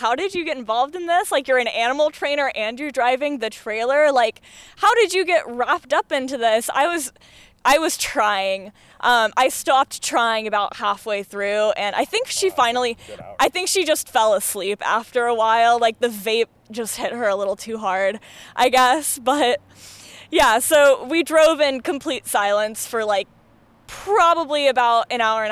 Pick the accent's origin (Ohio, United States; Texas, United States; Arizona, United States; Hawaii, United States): Arizona, United States; Phoenix; moved away as an adult; now in Portland, United States; I'm from Phoenix originally